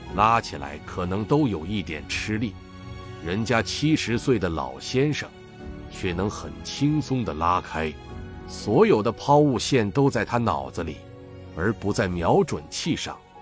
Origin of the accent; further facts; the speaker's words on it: Taiwan; 我在台湾出生